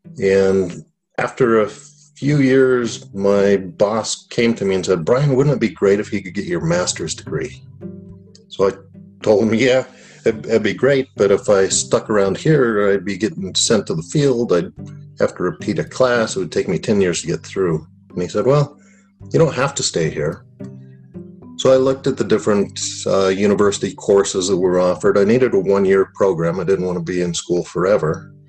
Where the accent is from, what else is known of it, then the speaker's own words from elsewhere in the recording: Colorado Springs, Colorado, United States; I was raised in Colorado Springs.